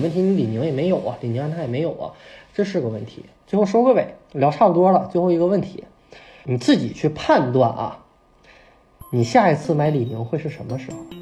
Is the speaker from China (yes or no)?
yes; China; 作为一个中国人